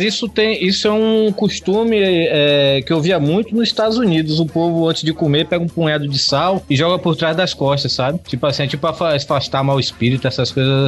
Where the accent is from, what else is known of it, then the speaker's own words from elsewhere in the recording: Bahia, Brazil; eu sou baiano